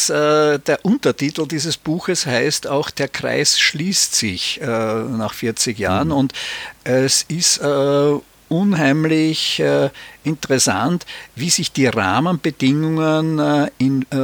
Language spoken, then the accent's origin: German; Austria; gerade in Deutschland, aber auch in meiner Heimat Österreich